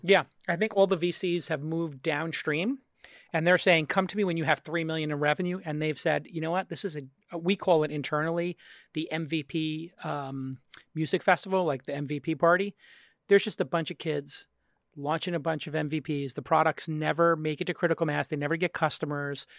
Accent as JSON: {"language": "English", "town": "New York City", "region": "New York", "country": "United States", "said": "I'm from Brooklyn"}